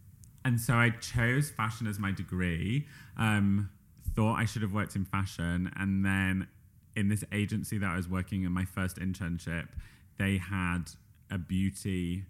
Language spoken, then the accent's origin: English; Yorkshire and the Humber, United Kingdom; accent: Yorkshire; I think it depends where you're from, but I, in my own accent, say Yorkshire.